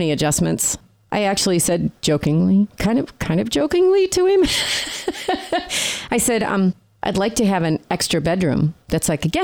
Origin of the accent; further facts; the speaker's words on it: New York, United States; moved away; I'm from New York